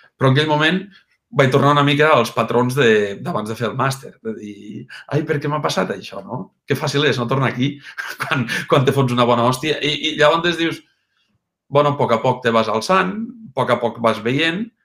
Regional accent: Mollerussa, Catalonia, Spain; A Mollerussa. Mollerussa, Lleida, i Catalunya.

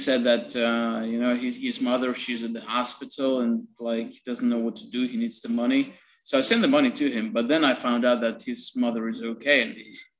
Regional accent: Dnipro, Dnipropetrovsk Oblast, Ukraine; moved away as an adult; now in Kyiv, Ukraine; I'm based in Kiev, but Dnipro is my hometown

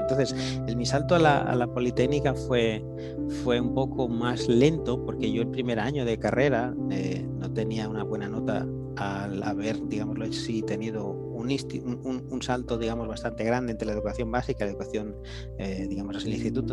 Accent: Barcelona, Catalonia, Spain; first language Spanish; yo nací aquí en Barcelona, pero mis padres fueron a vivir a las afueras de Barcelona, un suburbio

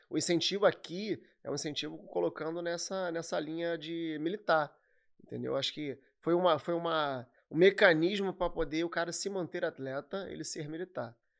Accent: Nova Iguaçu, Rio de Janeiro, Brazil; eu sou de Nova Iguaçu, natural de Nova Iguaçu.

